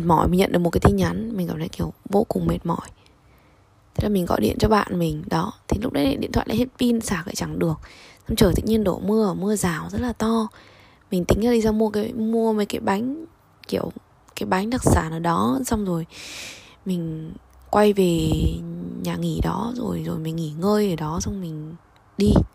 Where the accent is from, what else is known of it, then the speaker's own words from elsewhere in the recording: Vietnam; moved away as an adult; now in Russia; mình đến từ Việt Nam